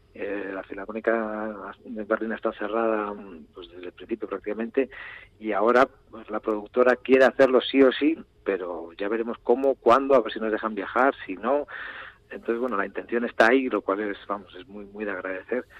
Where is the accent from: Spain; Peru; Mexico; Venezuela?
Spain; Urretxu, Basque Country; yo soy de Urrecho